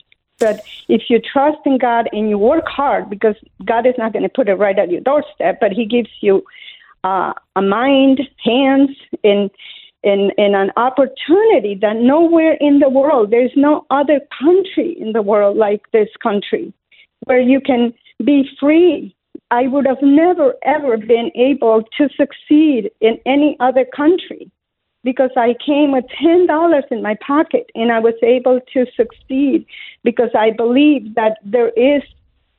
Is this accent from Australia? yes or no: no; Colombia; English is a second language; moved away as an adult; now in Illinois, United States; I was born in Colombia, South America, up in the mountains